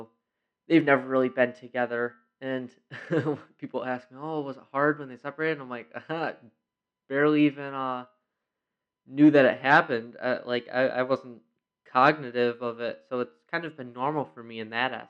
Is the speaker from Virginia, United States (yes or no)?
no; Rochester, New York, United States; I was born and raised in Rochester, New York